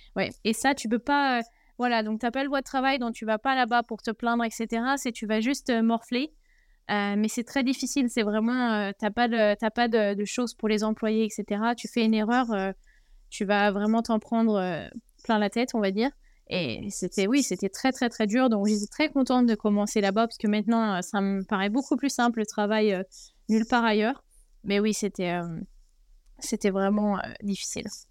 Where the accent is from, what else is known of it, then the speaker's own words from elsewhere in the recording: France; moved away as an adult; also born or lived in China; chez nous en France